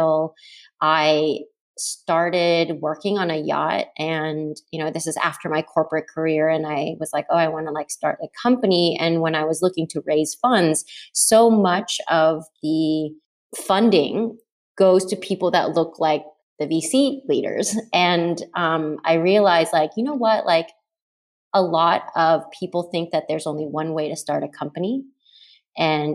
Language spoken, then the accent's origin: English; Texas, United States; moved away; also born or lived in New York; I'm from Texas